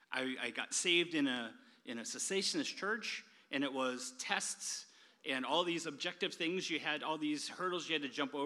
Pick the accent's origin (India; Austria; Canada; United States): United States; My wife is German. I'm American.